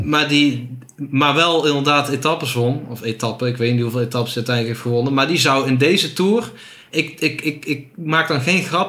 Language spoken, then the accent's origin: Dutch; Netherlands